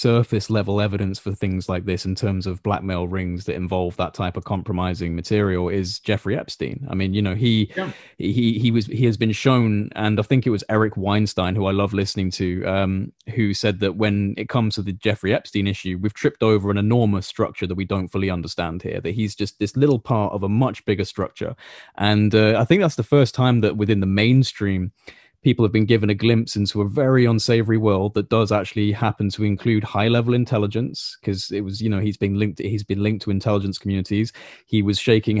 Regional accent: United Kingdom; I'm a British citizen

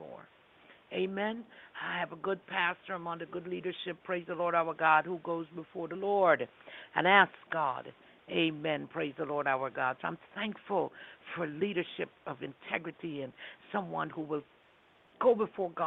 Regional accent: New York City, New York, United States; I grew up in Brooklyn.

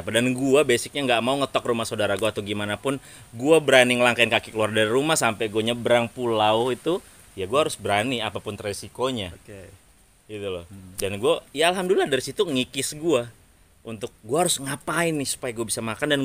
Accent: Lampung, Indonesia; gue dari Lampung gue bangga gue dari

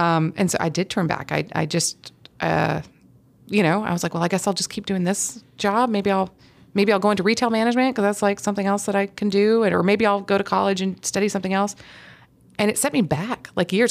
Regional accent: Huntsville, Alabama, United States; I grew up in Huntsville, Alabama

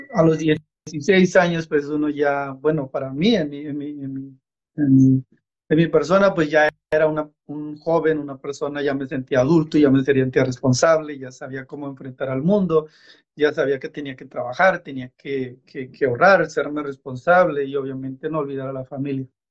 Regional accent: San Isidro Amatitlán, Oaxaca, Mexico; moved away; soy del estado de Oaxaca, México, de una comunidad que se llama San Isidro Amatitlán

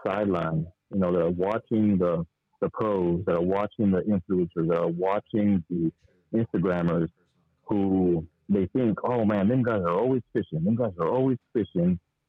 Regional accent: Houston, Texas, United States; I'm from Houston, Texas.

